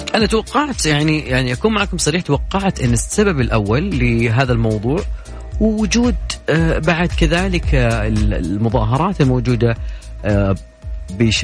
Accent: Saudi Arabia; احنا عندنا في السعوديه هنا

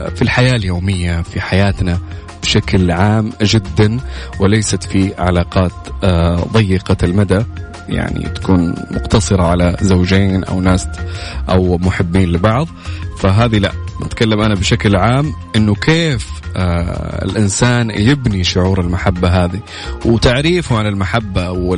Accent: Saudi Arabia; بلدنا خميس مشيط

